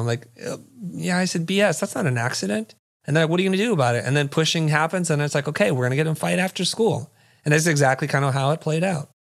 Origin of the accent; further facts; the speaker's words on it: San Jose, California, United States; also born or lived in Saigon, Vietnam / Kansas City, Missouri; we're ultimately moved to San Jose, California. That's kinda where I grew up.